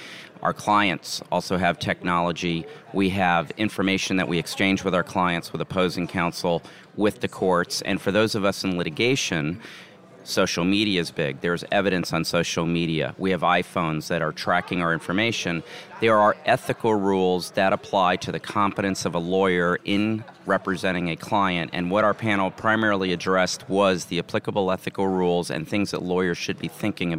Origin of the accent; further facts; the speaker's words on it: Atlanta, Georgia, United States; I'm from Atlanta, Georgia, and you wonder why I'm down here in Florida.